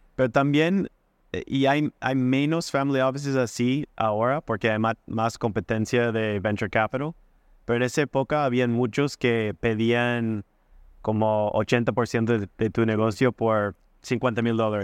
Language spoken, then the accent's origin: Spanish; United States; Spanish is a second language; moved away as an adult; also born or lived in Wisconsin; now in Chile; siendo como gringo en Chile